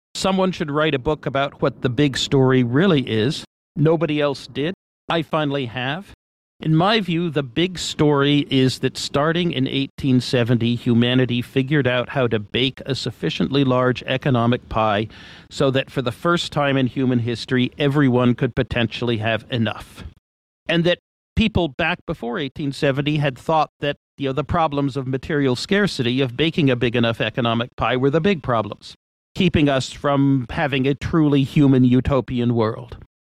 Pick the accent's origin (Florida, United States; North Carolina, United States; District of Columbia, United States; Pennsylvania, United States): District of Columbia, United States; Washington; moved away as an adult; also born or lived in Massachusetts; now in California, United States; Parents moved to Washington, D.C., and I moved along with them when I was five. Um, grew up in Washington, D.C.